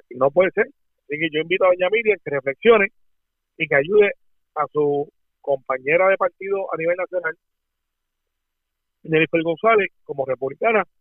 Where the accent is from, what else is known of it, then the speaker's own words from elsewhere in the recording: Puerto Rico; los puertorriqueños somos ciudadanos americanos.